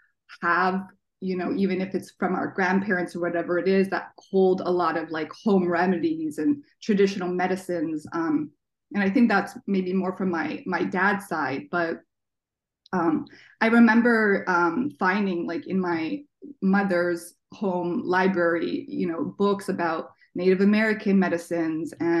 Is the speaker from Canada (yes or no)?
yes; Toronto, Ontario, Canada; also born or lived in Washington, D.C., United States; now in Seattle, United States; And I was born in DC. I grew up in Toronto, and I've lived here in Seattle now for like 14 years.